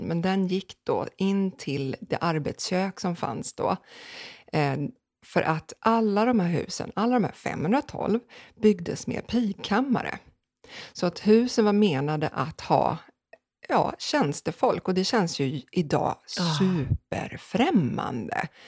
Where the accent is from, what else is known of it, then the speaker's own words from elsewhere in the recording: Sweden; Tre kvarter härifrån, det här huset, så um, växte jag upp